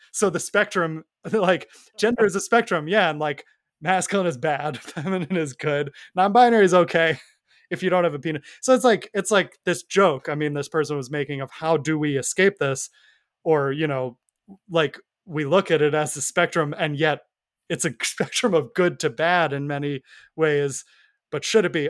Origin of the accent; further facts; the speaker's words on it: New York, United States; I grew up in New York